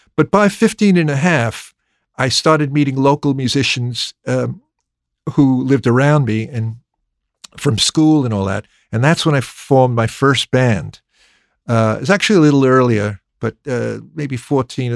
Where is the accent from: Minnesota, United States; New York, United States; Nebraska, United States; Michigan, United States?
New York, United States; accent: American; moved away as an adult; also born or lived in London; growing up in New York